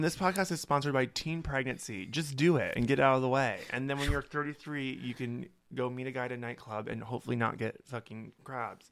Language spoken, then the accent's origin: English; Holstein, Iowa, United States; moved away; also born or lived in Sioux City, Iowa; I'm from Holstein, Iowa, where, like, I had forty-two people in my class.